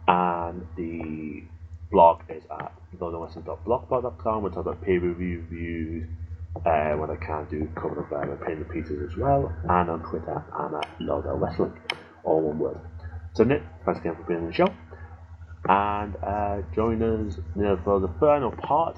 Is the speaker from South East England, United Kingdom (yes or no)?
no; Liverpool, North West England, United Kingdom; my hometown, Liverpool